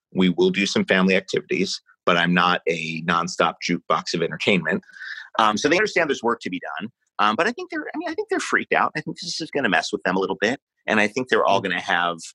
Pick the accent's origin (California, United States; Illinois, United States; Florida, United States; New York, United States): New York, United States; New York City; moved away; I grew up in New York City